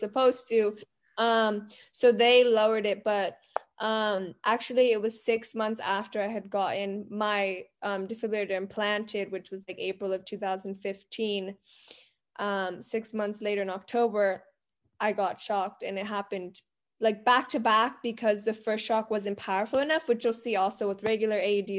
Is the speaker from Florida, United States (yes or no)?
yes; Miami, Florida, United States; we are originally from Miami, Florida